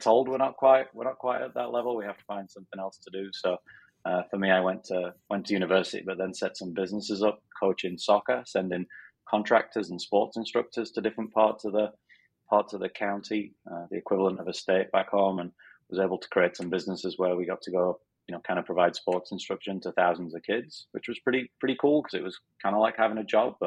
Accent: Sheffield, Yorkshire and the Humber, United Kingdom; moved away as an adult; also born or lived in Philadelphia; now in Arizona, United States; I'm from Sheffield in Northern England. So I still have the strange accent

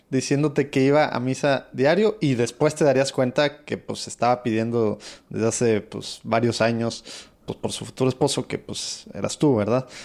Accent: Mexico; ya sabes que los mexicanos no nos gusta

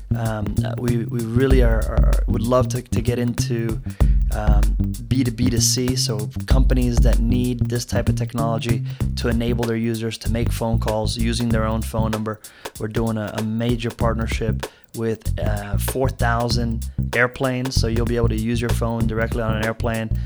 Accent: Miami, Florida, United States; also born or lived in Brazil; when I moved to Miami, I was part of a, a very diverse school.

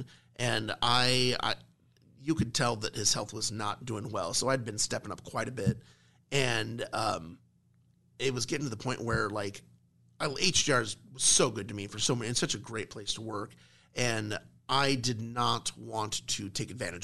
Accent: Omaha, Nebraska, United States; me and my family, we're from Millard, right? I'm a Millard South graduate

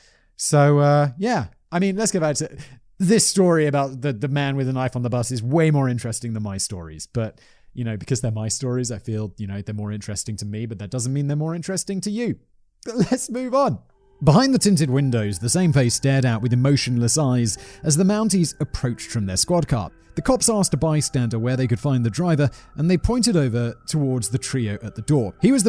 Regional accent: United Kingdom; Callum's also British. I am British.

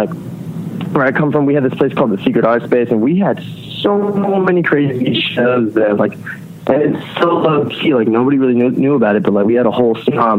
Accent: Pennsylvania, United States; also born or lived in Rhode Island; No, I was born in Lehigh Valley, which is an hour north of Philly. I spent like my entire childhood there.

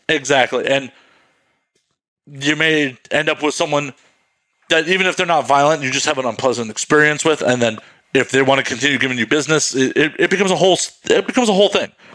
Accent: Midwest, United States; I grew up in the Midwest

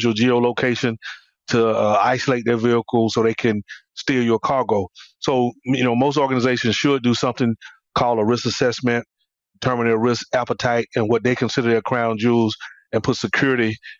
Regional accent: Atlanta, Georgia, United States; I'm from Atlanta, born and raised in Atlanta

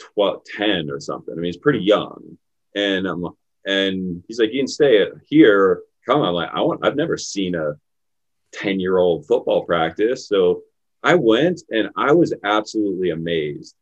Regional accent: Pittsburgh, Pennsylvania, United States; I grew up in Pittsburgh. I grew up in Pittsburgh in the city

